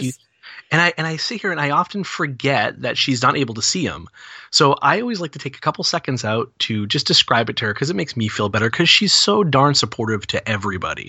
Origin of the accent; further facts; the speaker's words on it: New England, United States; 'Cause I'm from New England